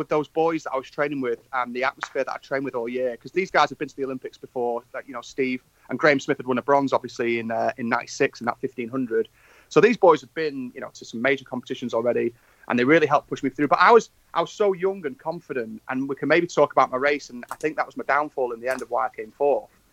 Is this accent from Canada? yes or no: no; Manchester, North West England, United Kingdom; also born or lived in Stockport; in my hometown